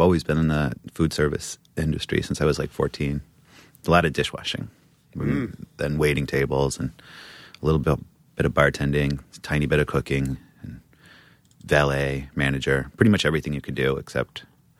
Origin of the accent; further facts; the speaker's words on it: New Mexico, United States; born there; I was born in New Mexico, up in the mountains, far, far away from civilization.